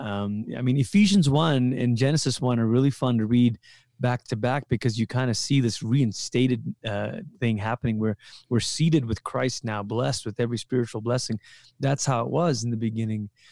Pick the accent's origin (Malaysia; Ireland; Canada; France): Malaysia; moved away as an adult; also born or lived in Portland, Oregon / Colorado; I'm from Malaysia